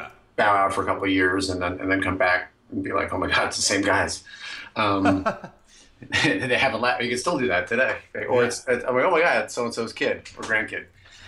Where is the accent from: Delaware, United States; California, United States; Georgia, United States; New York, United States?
New York, United States; New York City; moved away; there was a movie theater on Union Turnpike in Queens, near where I grew up in Floral Park